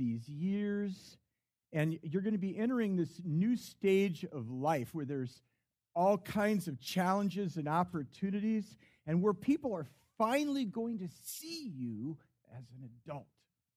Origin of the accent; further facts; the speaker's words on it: Chicago suburbs, Illinois, United States; I was raised in the Chicago suburbs